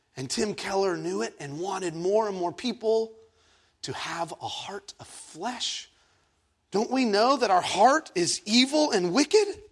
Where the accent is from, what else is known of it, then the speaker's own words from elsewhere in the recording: Egypt; now in San Diego, United States; I was born in Egypt